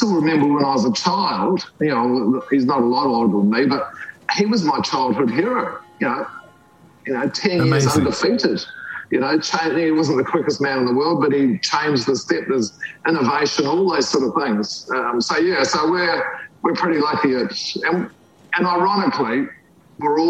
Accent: New Zealand; growing up in New Zealand, you know, down the road from us lived Sir Edmund Hillary

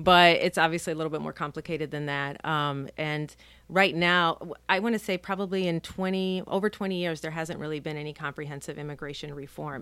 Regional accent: Nicaragua; now in Key West, United States; I'm a Nicaraguan national. I was born in Nicaragua.

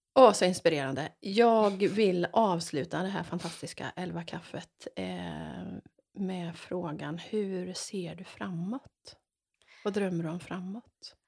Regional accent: Varberg, Halland County, Sweden; Jag har ju vuxit upp i Varberg

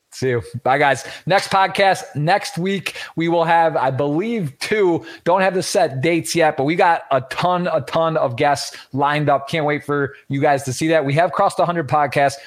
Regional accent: Michigan, United States; We're both from Michigan

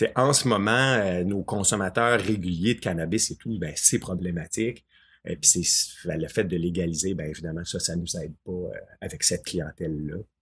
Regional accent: Quebec, Canada; chez nous au Québec

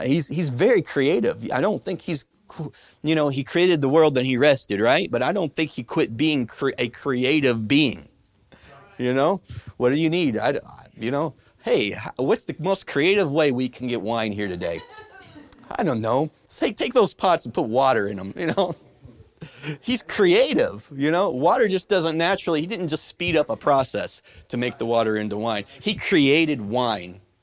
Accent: Midwest, United States; When I was a kid growing up in the Midwest

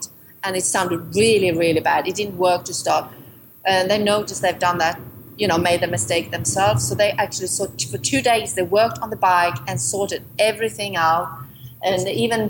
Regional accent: Sweden; moved away as an adult; now in England; we grew up in Sweden where you can go wild camping anywhere

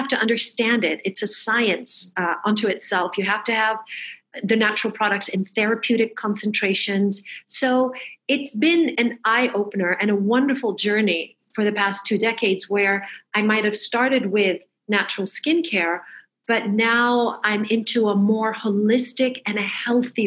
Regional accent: Michigan, United States; moved away; I grew up in Michigan

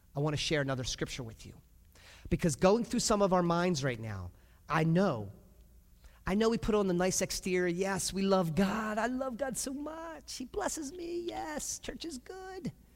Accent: United States; we as nice American Christians and parents

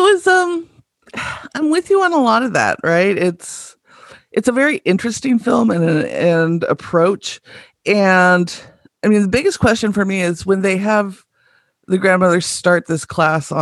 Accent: California, United States; We're all from California.

